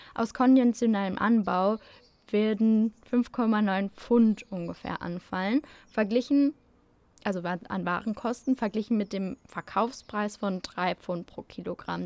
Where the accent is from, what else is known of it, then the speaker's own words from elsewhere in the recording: Germany; bei uns in Deutschland